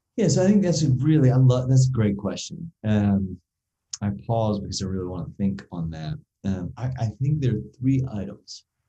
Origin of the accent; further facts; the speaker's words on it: United States; we as an American society